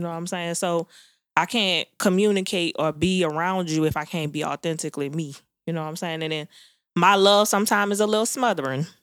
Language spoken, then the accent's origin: English; New Orleans, Louisiana, United States; I'm from Nanola